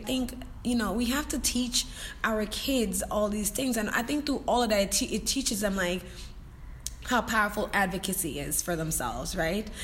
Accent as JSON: {"language": "English", "country": "Jamaica", "said": "I'm Jamaican and in my culture that's taboo"}